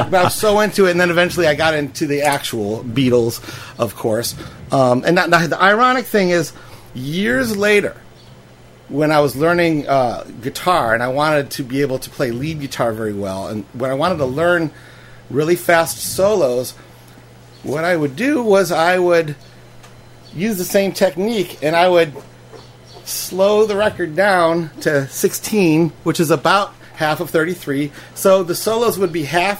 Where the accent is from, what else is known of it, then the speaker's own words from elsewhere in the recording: Shaker Heights, Ohio, United States; I grew up in Shaker Heights, which is outside of Cleveland